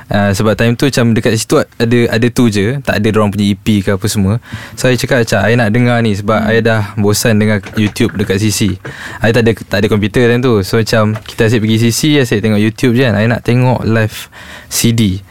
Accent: Gombak, Selangor, Malaysia; I asal dekat Gombak

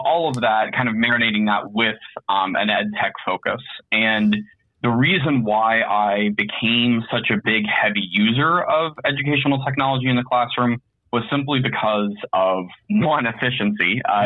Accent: Indianapolis, Indiana, United States; I'm an educator from Indianapolis, Indiana

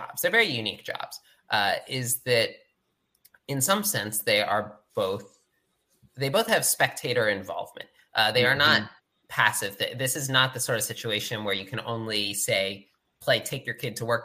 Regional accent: Philadelphia suburbs, Montgomery County, Pennsylvania, United States; moved away as an adult; I grew up in the Philadelphia suburbs in Montgomery County

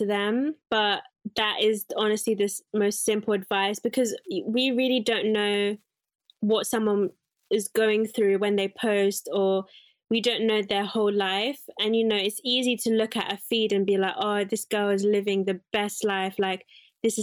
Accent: Zimbabwe; I'm from Zimbabwe, most of my relatives or my cousins are very curvaceous

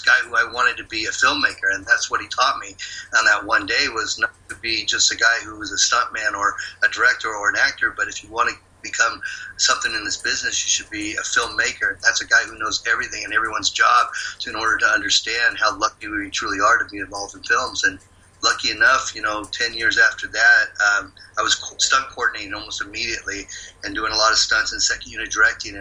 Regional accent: San Leandro, California, United States; I grew up in the Bay Area in a town called San Leandro.

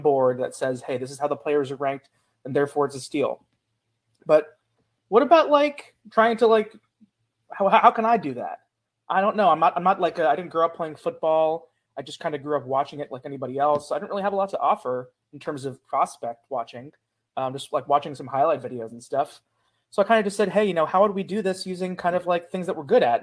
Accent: Cincinnati, Ohio, United States; also born or lived in Pittsburgh; I grew up in Cincinnati as a kind of a erstwhile Bengals fan

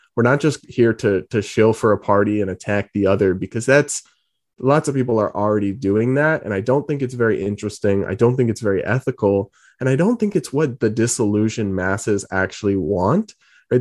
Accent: New England, United States; also born or lived in Massachusetts / Rhode Island; So I'm from Massachusetts and Rhode Island, grew up in New England

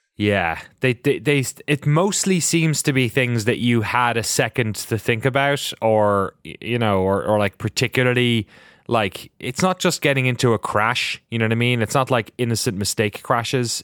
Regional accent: Ireland; we're very spooky, mythical pe-, people as Irish

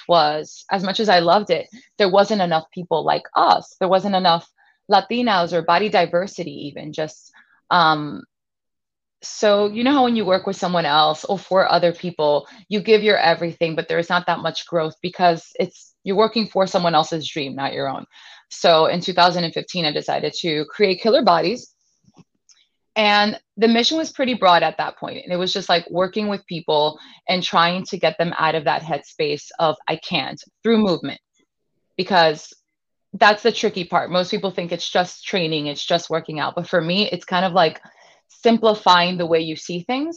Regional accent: New York City, New York, United States; I was born and raised here in Brooklyn, New York

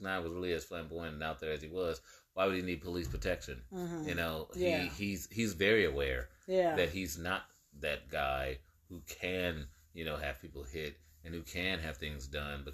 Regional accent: the Bay Area, California, United States; I grew up in the Bay

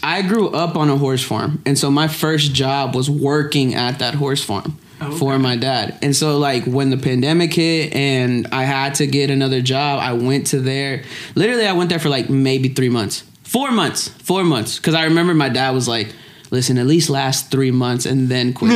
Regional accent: Lexington, Kentucky, United States; I was born and raised in Lexington, Kentucky.

